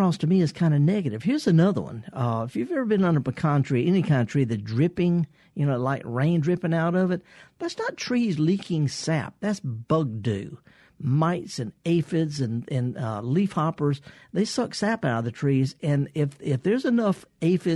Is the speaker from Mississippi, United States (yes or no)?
yes; the Mississippi Delta, United States; I'm from the Delta.